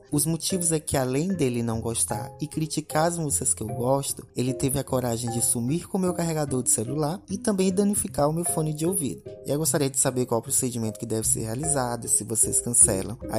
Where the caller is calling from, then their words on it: Rio de Janeiro, Brazil; eu sou do Rio de Janeiro.